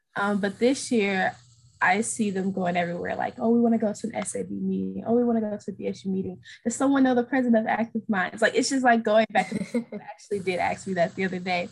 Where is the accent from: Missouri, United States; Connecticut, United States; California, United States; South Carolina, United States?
Missouri, United States; St. Louis; I'm originally from St. Louis, Missouri.